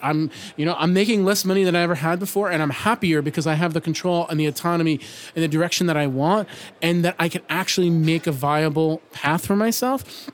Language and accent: English; New York City, New York, United States; from New York City